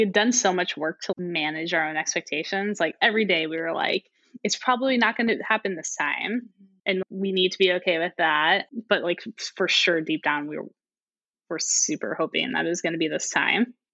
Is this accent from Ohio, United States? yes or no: no; St. Louis, Missouri, United States; moved away as an adult; also born or lived in Singapore; now in Bay Area, United States; I am originally from St. Louis, Missouri, so Mid- Midwesterner through and through